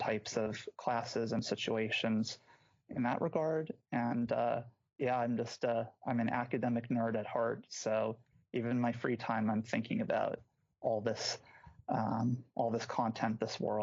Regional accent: Scottsdale, Arizona, United States; moved away as an adult; now in Madison, United States; I'm originally from Phoenix, Arizona, Scottsdale in particular. So an Arizona native

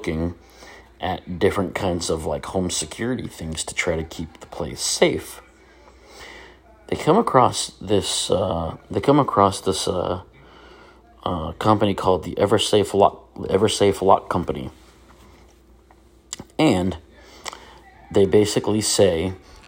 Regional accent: Virginia, United States; a church I grew up in Virginia

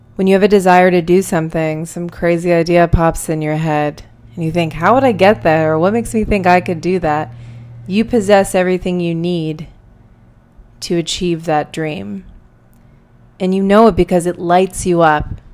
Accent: outside of Pittsburgh, Pennsylvania, United States; I grew up outside of Pittsburgh, Pennsylvania, in a much smaller city

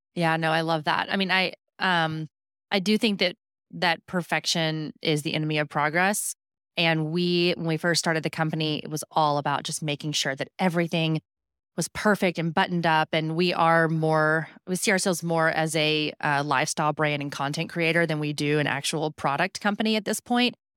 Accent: Houston, Texas, United States; I grew up in Houston

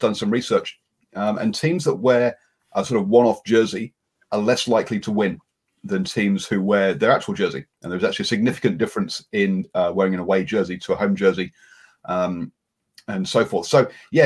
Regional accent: England, United Kingdom; I'm being an Englishman

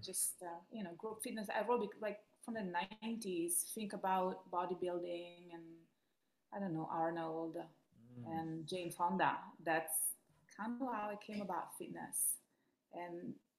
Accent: Rome, Lazio, Italy; English is a second language; moved away as an adult; also born or lived in Miami Beach, United States; now in United States; I'm from Rome, Italy. That's where I grew up.

